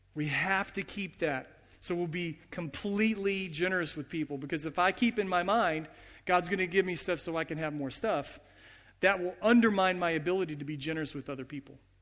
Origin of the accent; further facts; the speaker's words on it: United States; as American Christians, as Western Christians